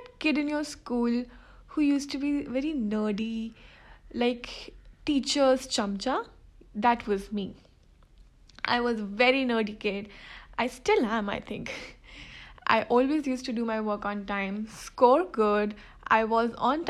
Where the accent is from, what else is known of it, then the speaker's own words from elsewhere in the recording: Delhi, India; I'm from Delhi